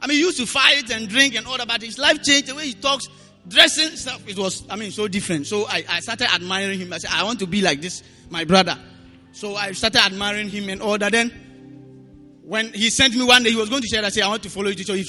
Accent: Bawku, Upper East, Ghana; I'm from Boko. And Boko is located at the upper eastern part of Ghana, in the corner there.

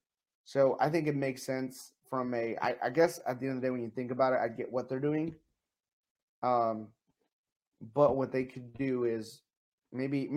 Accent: Kansas City, Missouri, United States; I'm from Kansas City

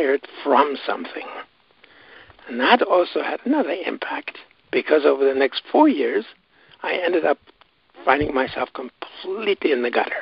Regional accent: Johannesburg, Gauteng, South Africa; now in Canada; grew up in South Africa. in fact, was born in Johannesburg

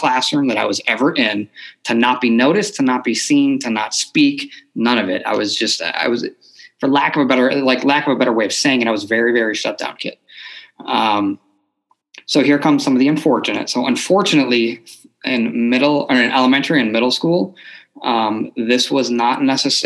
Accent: Buffalo, New York, United States; moved away; I grew up in Buffalo, New York. So that's originally I am from New York

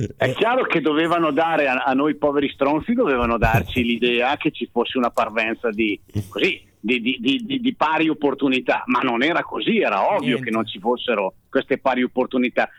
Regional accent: Bergamo, Lombardy, Italy; io da bergamasco dialettale

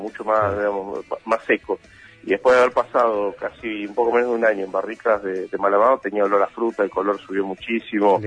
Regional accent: Argentina; una constante en la Argentina que, somos la mezcla de todo lo que vamos encontrando

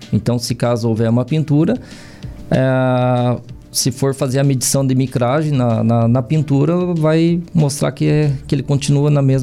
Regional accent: Castro, Paraná, Brazil; moved away; also born or lived in Japan; em Castro mesmo.

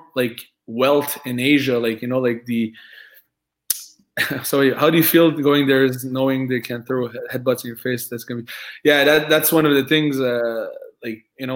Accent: France; accent: French; English is a second language; I'm French, right? I have an accent.

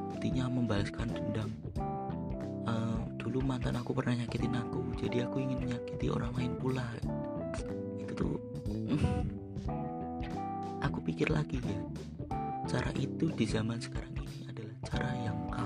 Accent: Magelang, Central Java, Indonesia; Aku berasal dari kota Magelang

